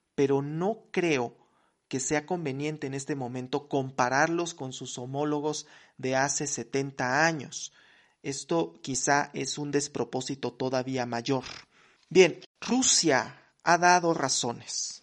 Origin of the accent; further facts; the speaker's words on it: Mexico; soy mexicano